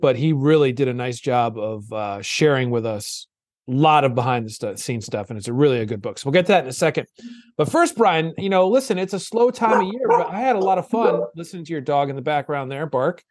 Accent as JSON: {"language": "English", "town": "Old Saybrook", "region": "Connecticut", "country": "United States", "tie": "born or raised there", "said": "I grew up on the shoreline in Old Saybrook, and I live here now"}